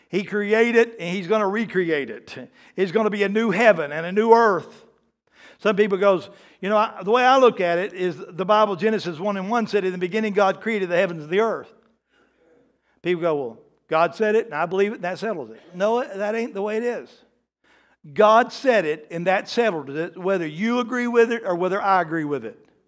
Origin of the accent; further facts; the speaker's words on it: the South, United States; I'm from the South